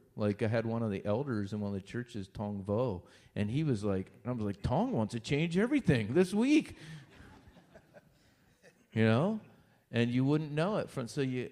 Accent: Lewistown, Pennsylvania, United States; also born or lived in Long Island, New York; I grew up in Lewistown, so I grew up right near Belleville

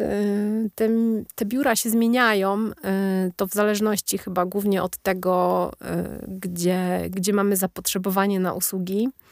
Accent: Poland; moved away as an adult; now in Norway; nas Polaków

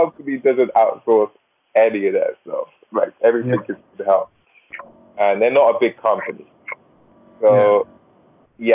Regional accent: England, United Kingdom; I'm from England

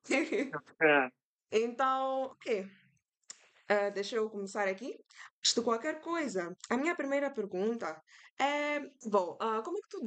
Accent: Mozambique; now in Foz do Iguaçu, Brazil; eu vim de Moçambique, né? Vim estudar cá arquitetura em Foz.

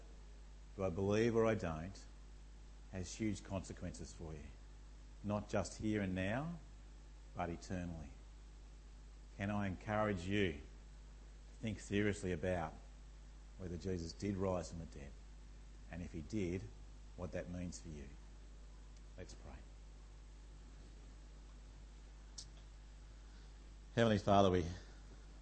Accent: Tasmania, Australia; I come from Tasmania

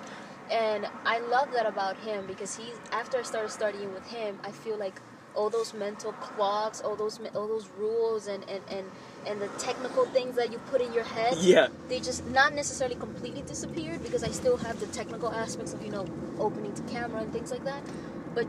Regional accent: New York, United States; now in Los Angeles, United States; I'm a New Yorker. Living

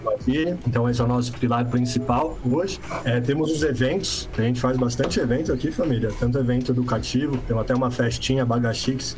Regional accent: São Paulo, Brazil; sou de São Paulo

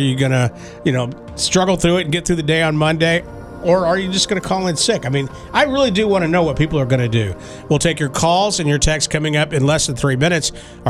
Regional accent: Dallas, Texas, United States; born or raised there

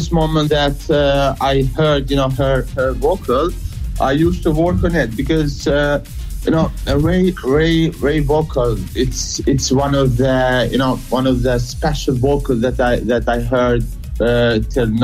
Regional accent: Kosovo; I'm from Kosovo

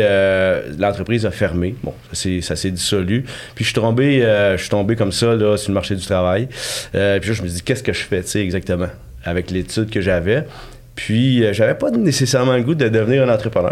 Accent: Victoriaville, Quebec, Canada; moved away; also born or lived in Sherbrooke; moi je suis de Victoriaville en fait, je suis natif de là.

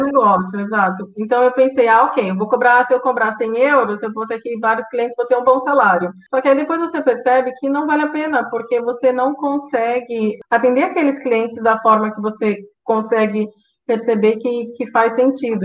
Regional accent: Brazil; moved away as an adult; now in Portugal; o Brasil vai ser sempre o meu país, é, não é onde eu nasci, onde está minha família, onde estão as minhas raízes

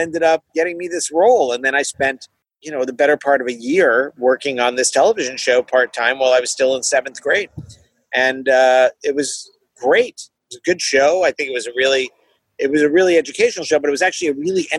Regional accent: Maryland, United States; also born or lived in Passaic, New Jersey / Flanders, New Jersey; I grew up in Maryland mostly, but I was born in Jersey

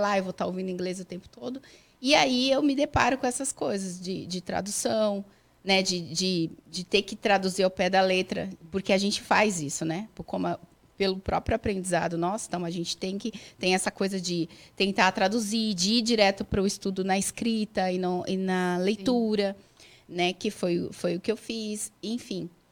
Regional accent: São Paulo, Brazil; moved away as an adult; now in United States; Só eu que nasci em São Paulo.

